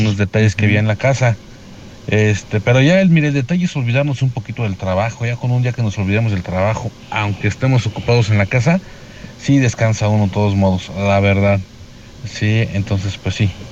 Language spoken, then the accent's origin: Spanish; Valle de Santiago, Guanajuato, Mexico; yo soy de Valle de Santiago